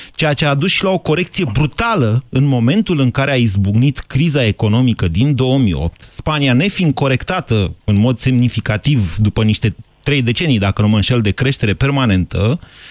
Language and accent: Romanian; Romania; noi românii